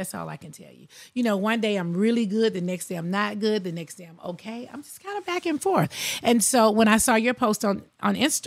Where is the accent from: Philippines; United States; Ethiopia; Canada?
United States; Athens, Georgia; born or raised there; also born or lived in Queens, New York City